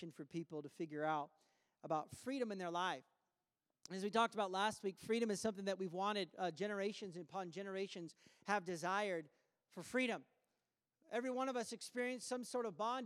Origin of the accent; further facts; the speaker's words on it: United States; now in Canada; I am American